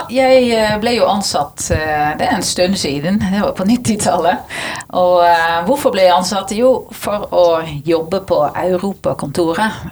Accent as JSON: {"language": "Norwegian", "country": "Netherlands", "moved": "yes", "lives_now": "Norway", "said": "Det var grunnen til at jeg flyttet fra Nederland til Norge."}